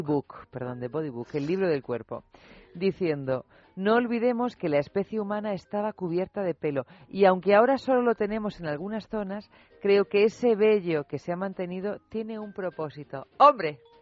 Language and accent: Spanish; Albacete, Castilla-La Mancha, Spain; somos de Albacete